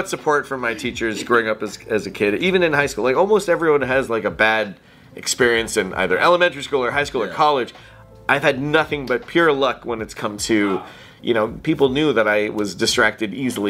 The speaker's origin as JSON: {"language": "English", "town": "Toronto", "region": "Ontario", "country": "Canada", "tie": "born or raised there", "said": "Scarborough. So Scarborough, Ontario."}